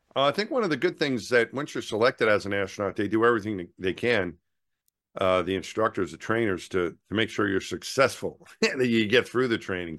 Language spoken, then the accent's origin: English; Franklin Square, New York, United States; moved away; the town I grew up in, Franklin Square